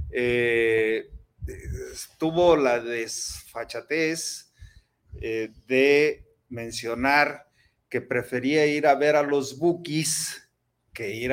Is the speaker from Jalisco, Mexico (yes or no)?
yes; Jalisco, Mexico; Nosotros los que somos jaliscienses, universitarios, nos sentimos orgullosos de eso